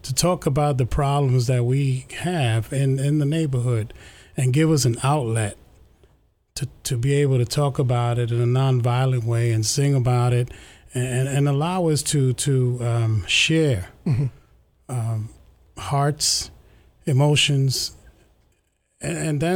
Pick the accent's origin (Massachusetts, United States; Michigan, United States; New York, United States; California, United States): New York, United States; New York City; We grew up in East Harlem, New York